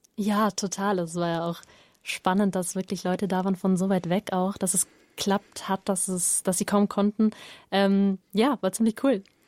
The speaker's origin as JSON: {"language": "German", "town": "Oberstdorf", "region": "Bavaria", "country": "Germany", "said": "ich komme aus Oberstdorf"}